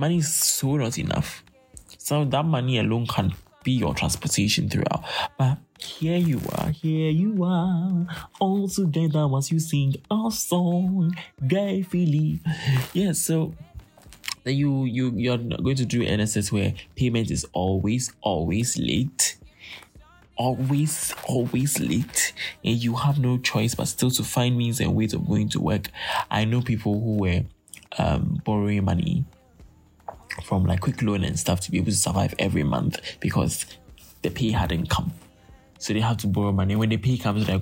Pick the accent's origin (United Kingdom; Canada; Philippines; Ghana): Ghana; as a Ghanaian, you go to university